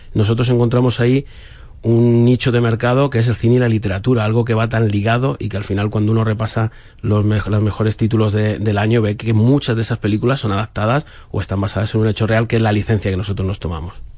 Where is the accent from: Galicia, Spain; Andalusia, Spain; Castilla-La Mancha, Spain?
Castilla-La Mancha, Spain; a village near Torrijos; cuando tenía 14 años, en mi pueblo no había cine y yo estudiaba en Torrijos